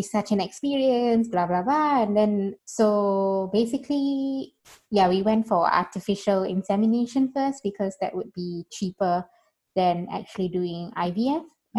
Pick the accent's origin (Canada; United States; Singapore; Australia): Singapore; moved away as an adult; now in Berlin, Germany; I'm a Singaporean citizen.